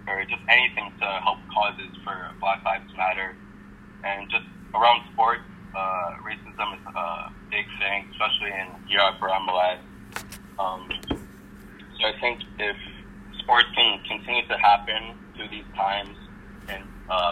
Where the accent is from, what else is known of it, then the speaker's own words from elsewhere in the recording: Vancouver, British Columbia, Canada; now in Victoria, Canada; I'm from Vancouver